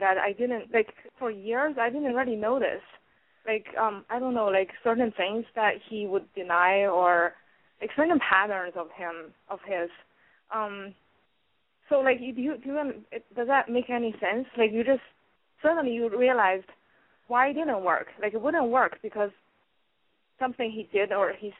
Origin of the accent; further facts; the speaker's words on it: New York, United States; I'm from New York